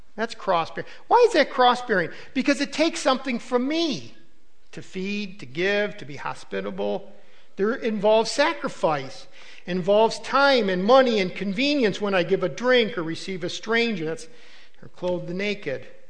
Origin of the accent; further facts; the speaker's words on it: United States; as an American